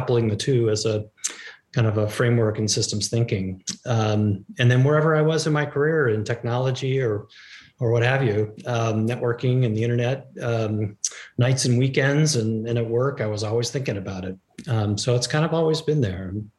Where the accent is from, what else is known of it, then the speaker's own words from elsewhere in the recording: Palo Alto, California, United States; grew up in California and it was the outdoors